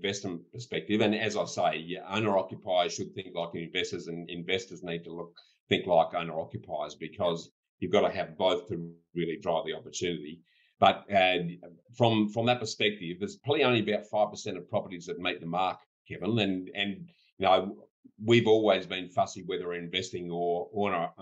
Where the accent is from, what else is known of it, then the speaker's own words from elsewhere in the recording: near Horsham, Grampians, Western Victoria, Australia; a little place where I was born in Western Victoria, near Baroque, in the Ozenkadnik Mountains there